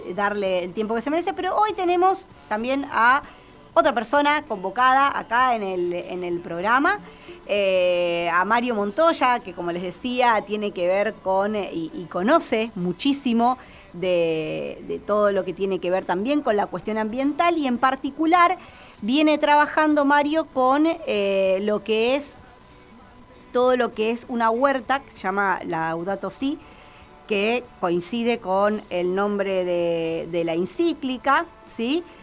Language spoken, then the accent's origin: Spanish; Argentina; en nuestro país